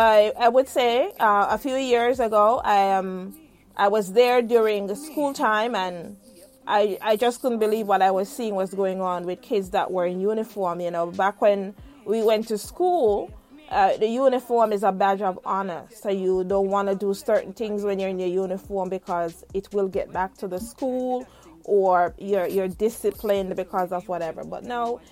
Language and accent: English; Jamaica; moved away; myself as a Jamaican